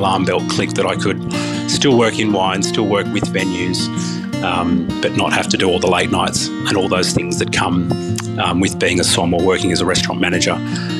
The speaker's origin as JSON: {"language": "English", "region": "New South Wales", "country": "Australia", "tie": "born or raised there", "said": "I grew up in the Hunter Valley. We moved around with my dad's job, who worked in the TAFE system, and landed in, just outside of Cessnock."}